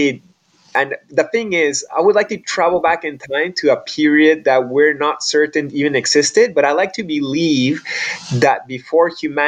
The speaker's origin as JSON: {"language": "English", "country": "Peru", "tie": "born or raised there", "said": "growing up in Peru"}